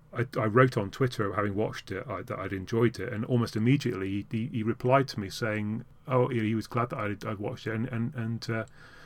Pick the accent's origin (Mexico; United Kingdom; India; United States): United Kingdom; Yorkshire and the Humber; I was brought up in Yorkshire